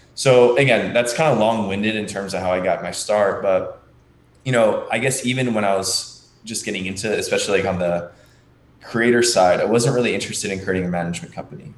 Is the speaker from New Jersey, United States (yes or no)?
yes; Margate City, New Jersey, United States; I'm from a very small town in New Jersey. It's called Margate, it's right next to Atlantic City.